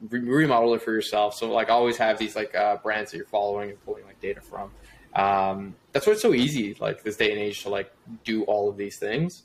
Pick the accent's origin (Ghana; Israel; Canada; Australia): Canada; Toronto, Ontario; born and raised in Toronto, Canada.